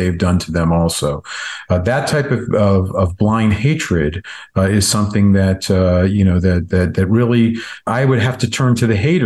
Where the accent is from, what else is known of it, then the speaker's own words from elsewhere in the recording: United States; as an American